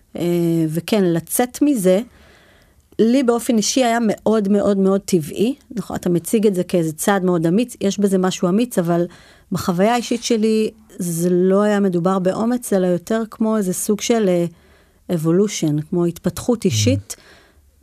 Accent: Shlomi, Northern District, Israel; גדלתי כילדה בצפון הרחוק, בשלומי

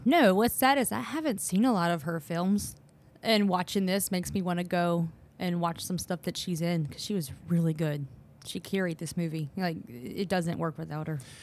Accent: the Deep South, United States

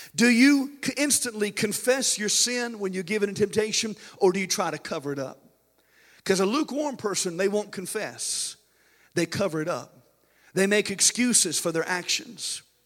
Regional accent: United States; we as American Christians

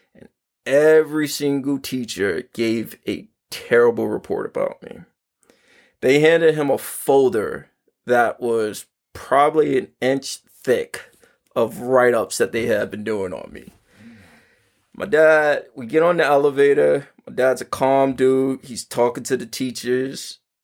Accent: New York City, New York, United States; I grew up in Harlem

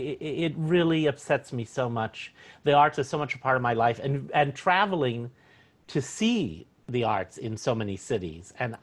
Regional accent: Los Angeles, California, United States; also born or lived in Seattle, Washington; now in Portland, United States; And I've also lived in Seattle. And I grew up in Los Angeles. And right now I'm in Northern California in a lovely little city town called El Sobrante.

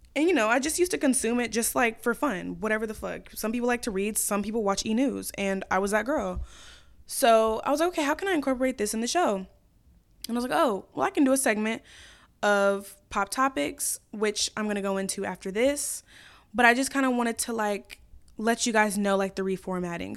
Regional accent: Chicago, Illinois, United States; also born or lived in Brookfield, Illinois; I was born in Chicago. I lived in Brookfield, which is, like, west of the city

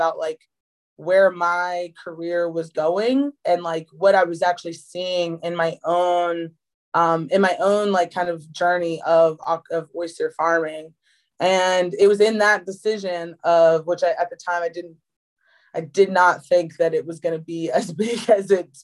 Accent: Chestertown, Maryland, United States; I grew up on the Eastern Shore of Maryland, Chestertown specifically

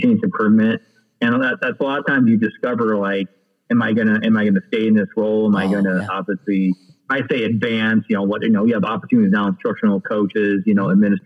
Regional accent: Iowa, United States; also born or lived in Des Moines, Iowa; I grew up in the Quad Cities, Southern North Iowa, 4A school, 1300 kids

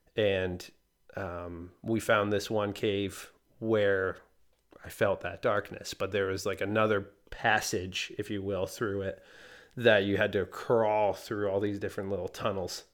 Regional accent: Canada; moved away; I'm from Canada originally

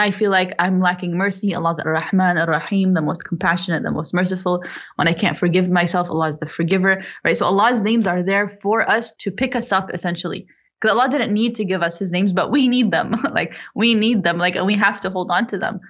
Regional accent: Florida, United States; now in North Carolina, United States; I was born and raised in Florida

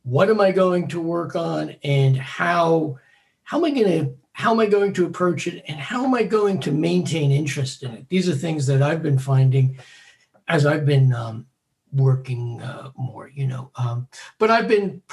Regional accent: New York City, New York, United States; I was born on Staten Island and I'm still here

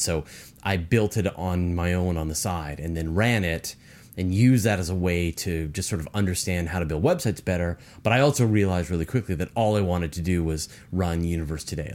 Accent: British Columbia, Canada; I'm from British Columbia.

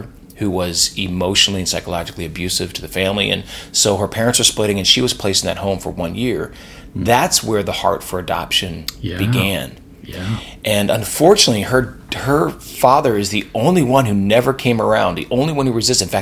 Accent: Lancaster County, Pennsylvania, United States; I grew up in Lancaster County, Pennsylvania

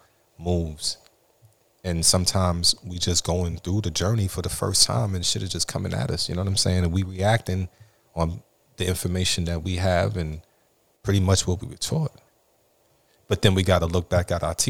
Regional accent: New York City, New York, United States; I'm from Flatbush, Brooklyn, New York

